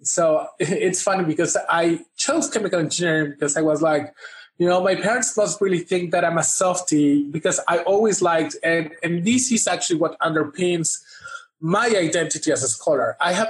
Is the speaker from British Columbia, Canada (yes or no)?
yes; Vancouver, British Columbia, Canada; I consider Vancouver, British Columbia, my hometown.